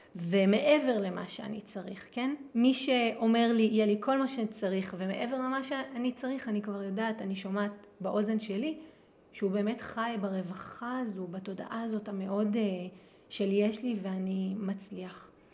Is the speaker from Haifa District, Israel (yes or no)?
no; Jerusalem, Jerusalem District, Israel; moved away; כירושלמית שגדלה בירושלים